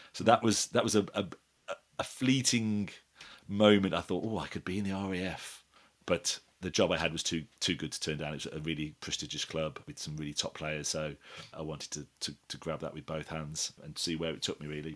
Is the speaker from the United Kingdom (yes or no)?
yes; Wolverhampton, West Midlands, United Kingdom; now in Epsom, United Kingdom; we're heading up to Wolverhampton, where, where I'm originally from